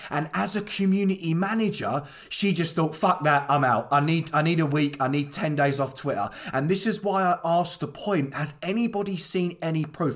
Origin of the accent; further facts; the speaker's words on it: Croydon, London, United Kingdom; I'm from Croydon, born and bred. I've been raised up in South London